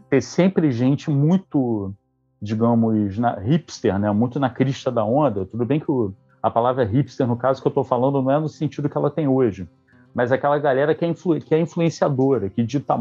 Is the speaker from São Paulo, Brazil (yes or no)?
no; Niterói, Rio de Janeiro, Brazil; sou aqui de Niterói, Rio de Janeiro